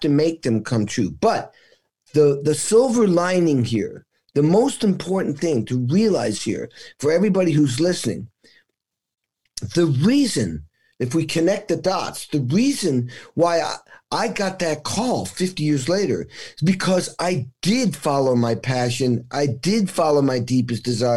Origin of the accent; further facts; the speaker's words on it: Western Massachusetts, United States; I grew up in New England. It was Western Massachusetts.